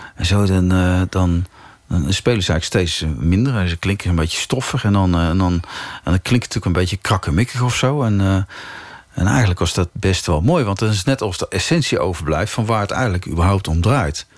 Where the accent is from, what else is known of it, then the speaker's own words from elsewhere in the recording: 's-Hertogenbosch, North Brabant, Netherlands; Ik, heb, ik ben in Den Bosch getogen.